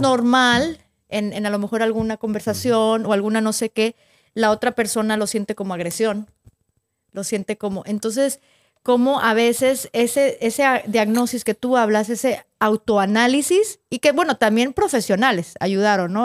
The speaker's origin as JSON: {"language": "Spanish", "region": "northern Mexico", "country": "Mexico", "said": "somos del norte de México"}